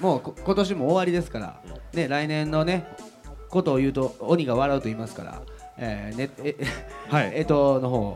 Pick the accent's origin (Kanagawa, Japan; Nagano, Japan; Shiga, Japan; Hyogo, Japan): Hyogo, Japan; Kobe; born or raised there